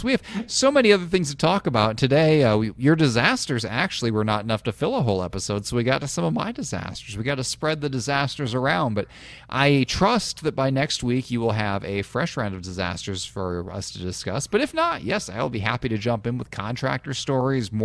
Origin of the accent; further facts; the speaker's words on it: Illinois, United States; also born or lived in Iowa; I grew up in Illinois, and we were evenly split between, like, Cardinals country and Cubs country